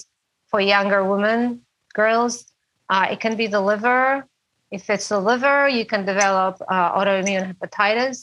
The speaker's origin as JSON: {"language": "English", "country": "Poland", "moved": "yes", "lives_now": "San Juan Island, United States", "said": "I'm from Poland"}